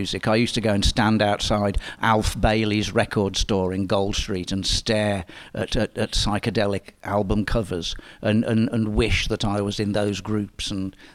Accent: Kettering, East Midlands, United Kingdom; I was born in Kettering. Well, I was brought up in Kettering, Northamptonshire

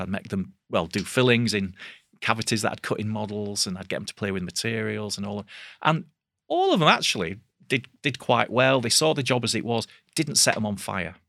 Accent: Bradford, Yorkshire and the Humber, United Kingdom; it was in Bradford, so that was you know my hometown.

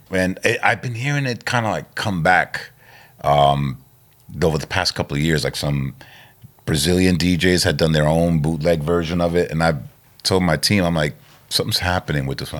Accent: New York City, New York, United States; I grew up in Queens

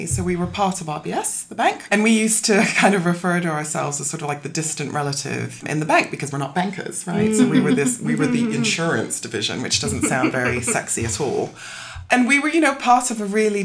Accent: Toronto, Ontario, Canada; moved away as an adult; also born or lived in South London, United Kingdom / California, United States / Guyana; now in London, United Kingdom; I am British born, but, you know, brace yourself for a very odd accent. Moved to Canada when I was 7, so I grew up in Toronto.

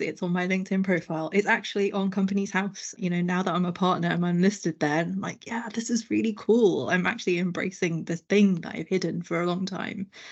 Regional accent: London, United Kingdom; I grew up in London.

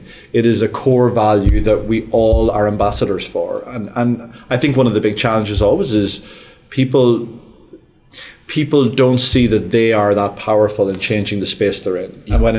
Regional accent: Australia; accent: Australian; On the yes side, with my big Australian accent.

